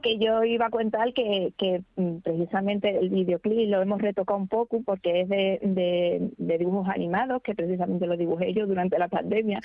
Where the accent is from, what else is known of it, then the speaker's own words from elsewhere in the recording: Cáceres, Extremadura, Spain; nosotros somos de Cáceres